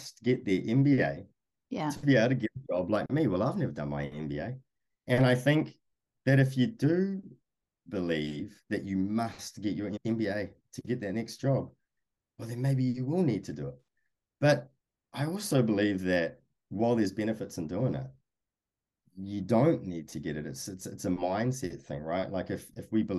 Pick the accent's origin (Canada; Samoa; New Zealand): New Zealand; moved away as an adult; now in United States; I came from New Zealand